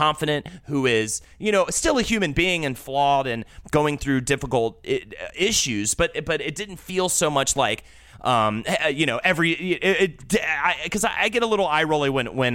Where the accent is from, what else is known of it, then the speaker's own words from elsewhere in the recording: Charlotte, North Carolina, United States; now in New York, United States; I'm from Charlotte, North Carolina